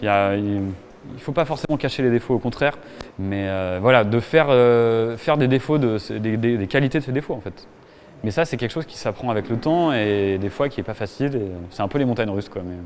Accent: Annecy, Auvergne-Rhône-Alpes, France; now in Paris, France; je suis né du coup à Annecy en 87

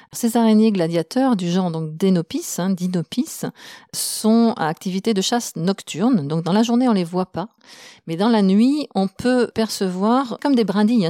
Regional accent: France; on la trouve chez nous en France

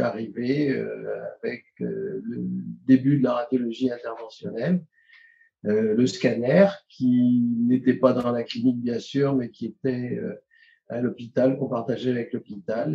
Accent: Paris, Île-de-France, France; moved away as an adult; now in Carcassonne, France; J'ai fait mes études, euh, toutes mes études, y compris radiologie à Paris

